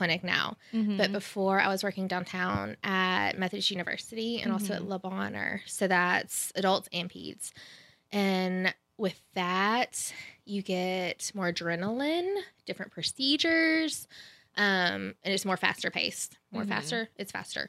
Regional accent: Memphis, Tennessee, United States; I grew up in Memphis.

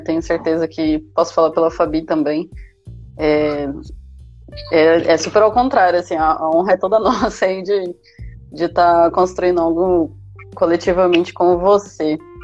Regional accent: Maringá, Paraná, Brazil; eu sou aqui de Maringá mesmo

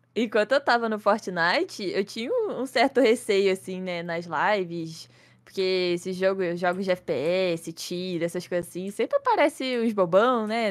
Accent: Petrópolis, Rio de Janeiro, Brazil; tenho 23 anos, sou de Petrópolis, Rio de Janeiro

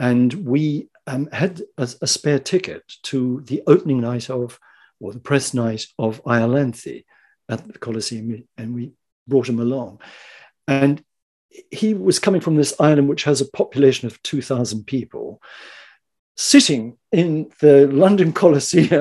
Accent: New Zealand; moved away as an adult; also born or lived in Japan; now in England, United Kingdom; I'm an actor from New Zealand.

